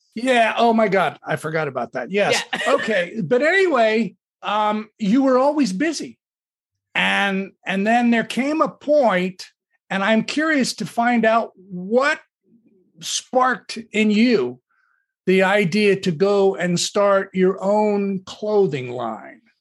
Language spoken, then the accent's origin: English; Southern California, United States; a Southern California beach bum raised in the 60s